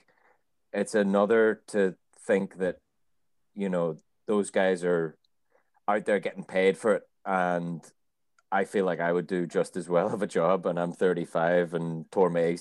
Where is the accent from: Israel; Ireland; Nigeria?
Ireland; I'm fucking Irish